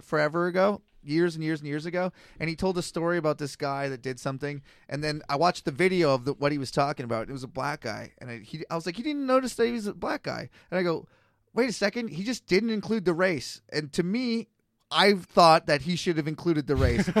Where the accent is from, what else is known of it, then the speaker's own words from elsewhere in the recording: Canada; now in Kelowna, Canada; I'm a Canadian white guy in Kelowna